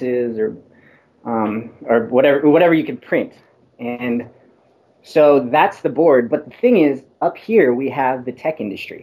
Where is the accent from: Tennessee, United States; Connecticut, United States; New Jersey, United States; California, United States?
California, United States; Vallejo; I was born in Vallejo, California